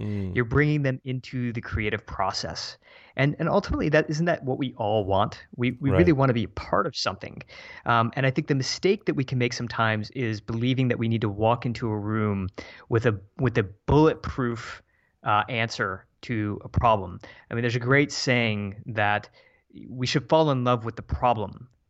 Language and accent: English; Midwest, United States; we're both from the Midwest originally, and we just set up this new life for ourselves.